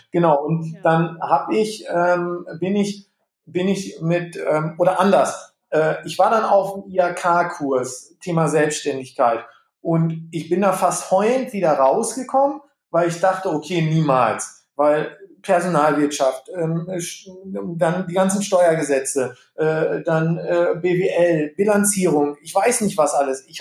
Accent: Gütersloh, North Rhine-Westphalia, Germany; ich komme gebürtig hier aus, aus Gütersloh, Iselhorst, ich bin so ein Landei.

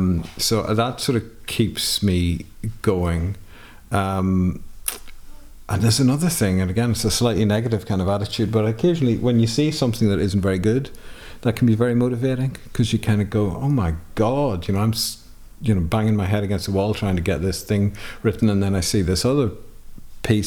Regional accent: Ireland; now in England, United Kingdom; have a stronger sense of myself as an Irish person and a European person. But I live in Britain, you know, I live in England, and my wife is English. My kids, I suppose, have a kind of dual nationality like I have.

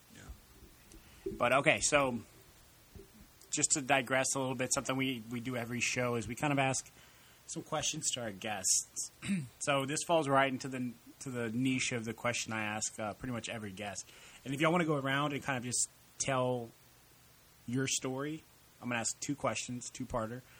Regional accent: El Campo, Texas, United States; I grew up in El Campo

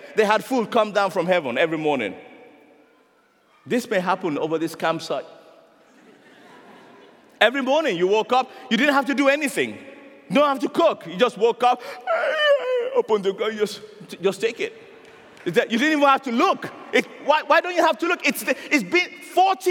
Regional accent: Nigeria; I'm a Nigerian

